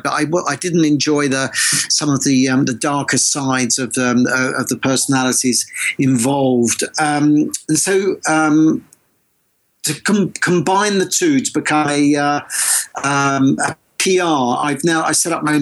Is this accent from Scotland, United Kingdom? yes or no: no; Essex, East of England, United Kingdom; moved away; also born or lived in London / Manchester / New York; I was brought up in Essex for my sins, but I've lived most of my life in either London, Manchester or New York.